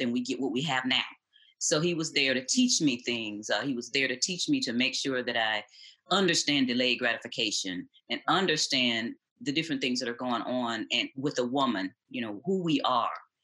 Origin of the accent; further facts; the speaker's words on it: Detroit, Michigan, United States; moved away; I'm originally from Detroit, east side of Detroit.